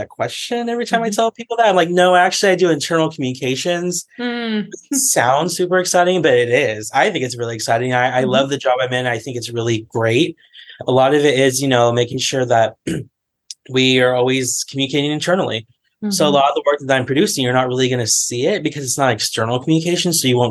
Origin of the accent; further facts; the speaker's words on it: California, United States; moved away as an adult; now in Washington, D.C., United States; I was from California. And in January, I moved all the way to Washington, D.C.